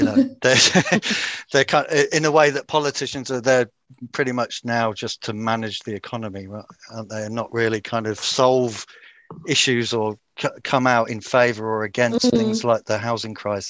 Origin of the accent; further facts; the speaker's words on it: United Kingdom; accent: British; moved away; And in the UK, I mean, you probably hear from my accent